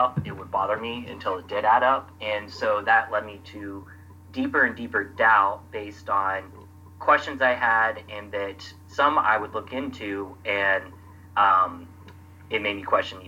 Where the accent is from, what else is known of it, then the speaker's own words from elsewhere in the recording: Atlanta, Georgia, United States; now in Brooklyn, New York, United States; I'm from Atlanta area, and I grew up a Christian